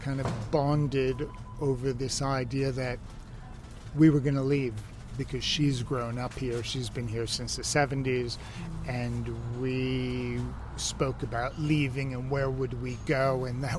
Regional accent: New York, United States; moved away as an adult; now in Ibiza, Spain; Originally from New York, and left in my early 20s

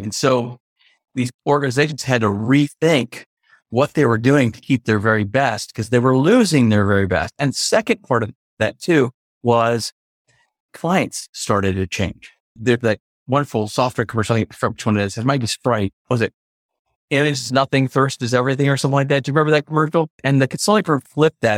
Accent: United States; also born or lived in New York / Connecticut / Maryland; now in Memphis, United States; I was born in New York, grew up in Connecticut and Maryland, D C area

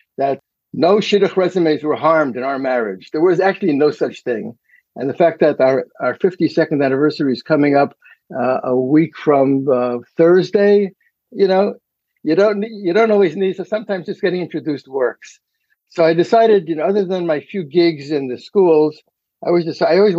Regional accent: New York City, New York, United States; first language Yiddish; moved away as an adult; also born or lived in Munich, Germany / Edison, New Jersey; now in West Hartford, United States; I grew up in the Brooklyn area, lived in Edison for a couple of years and moved to West Hartford 46 years ago

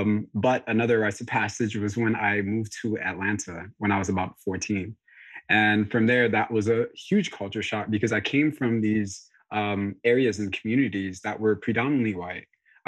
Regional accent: DR Congo; born there; I was born in Congo, and at that time I was born in 94.

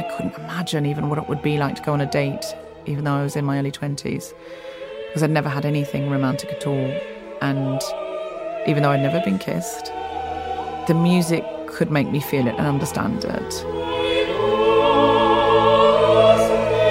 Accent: Australia; moved away; I was raised in Australia in a beach town

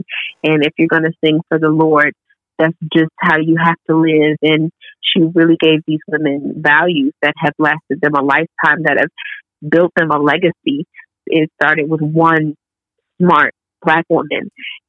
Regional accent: Washington, District of Columbia, United States; I'm just going to go ahead and give it to my hometown because of the food. So let's do District of Columbia. Let's do DC.

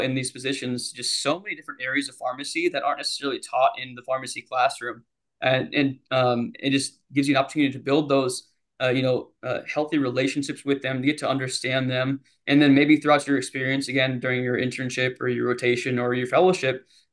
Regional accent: Iowa, United States; moved away as an adult; now in Nashville, United States; being born and raised in Iowa all my life

